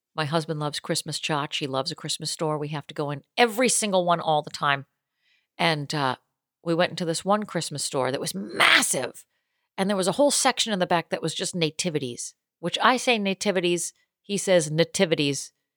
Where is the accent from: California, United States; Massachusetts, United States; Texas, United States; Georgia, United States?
Massachusetts, United States; Boston; moved away; I'm from Boston